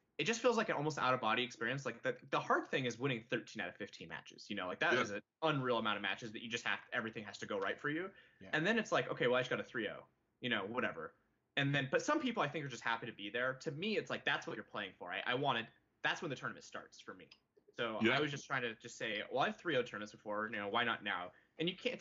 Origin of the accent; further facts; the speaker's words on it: Santa Rosa, California, United States; we're both from the Santa Rosa area, California, Northern California.